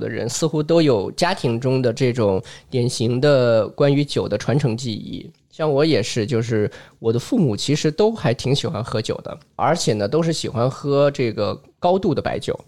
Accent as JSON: {"language": "Chinese", "region": "Northwest China", "country": "China", "tie": "born or raised there", "said": "我是从小在西北长大嘛"}